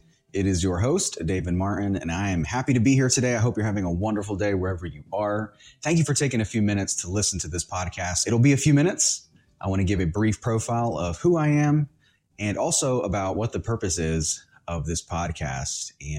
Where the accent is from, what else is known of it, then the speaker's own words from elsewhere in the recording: Honduras; born there; I was born in Central America in the country of Honduras. So it's a third world country. And I was born there.